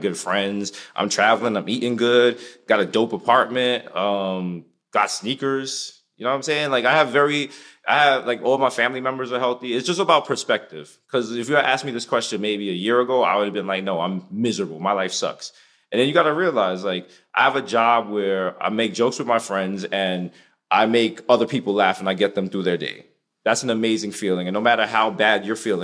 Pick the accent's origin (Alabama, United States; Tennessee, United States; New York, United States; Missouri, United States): New York, United States; New York City; We're like from the Bronx